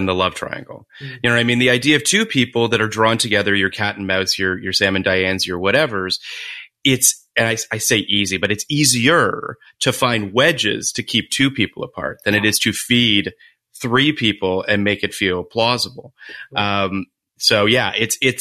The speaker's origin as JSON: {"language": "English", "country": "Canada", "said": "I'm Canadian"}